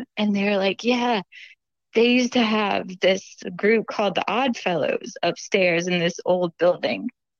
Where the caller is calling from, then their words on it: Gulf Breeze, Florida, United States; also born or lived in Nashville, Tennessee; I'm calling from Gulf Breeze, Florida.